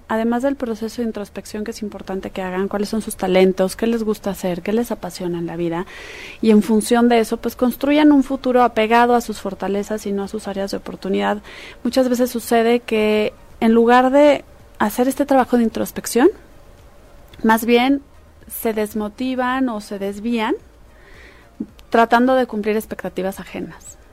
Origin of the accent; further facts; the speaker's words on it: Mexico; somos orgullosamente mexicanos